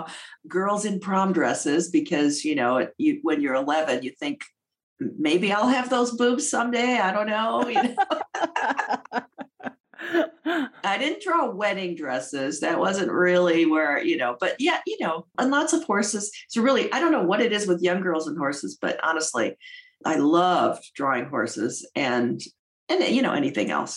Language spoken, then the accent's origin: English; St. Charles, Illinois, United States; I was raised outside of Chicago in a suburb called St. Charles